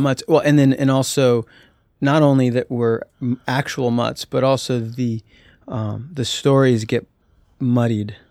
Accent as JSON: {"language": "English", "town": "Albuquerque", "region": "New Mexico", "country": "United States", "tie": "born or raised there", "said": "I was born in Albuquerque, and my earliest memories were New Mexico."}